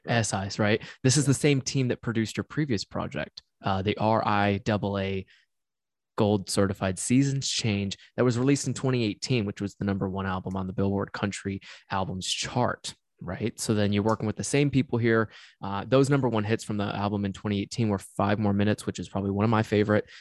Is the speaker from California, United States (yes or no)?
no; Tennessee, United States; moved away; I'm from Tennessee